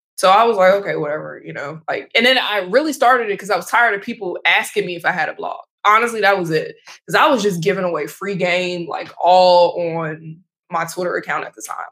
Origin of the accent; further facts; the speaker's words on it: United States; now in New York City, United States; I'm also an American and also have a U.S. passport